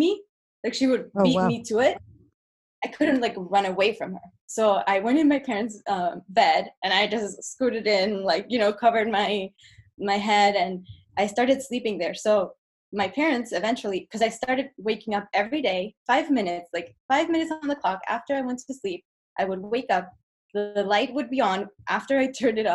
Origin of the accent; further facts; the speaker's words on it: Chile; English is a second language; moved away as an adult; now in Los Angeles, United States; So I grew up in Chile, and I actually lived in LA for 2 years when I was 8 to 10 years old.